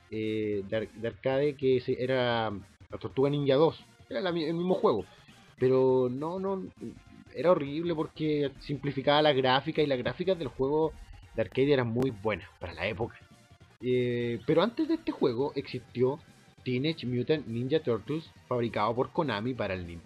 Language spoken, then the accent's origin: Spanish; Santiago, Santiago Metropolitan Region, Chile; ahora es un santiaguino como yo, nacido y criado en Santiago